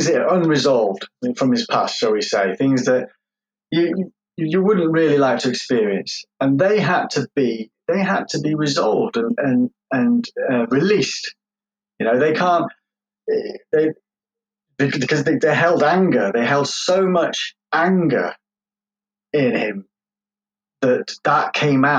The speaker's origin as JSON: {"language": "English", "area": "Derbyshire", "region": "East Midlands", "country": "United Kingdom", "tie": "born or raised there", "also_born_or_lived": "London", "said": "I grew up I was born in London, and I was adopted, and lived most of my childhood life in Derbyshire"}